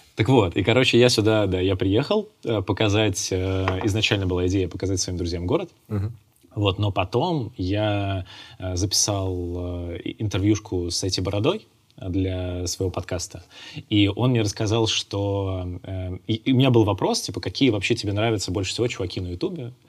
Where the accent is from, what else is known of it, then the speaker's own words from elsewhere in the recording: Ivanovo, Ivanovo Oblast, Russia; moved away; я родился в Иваново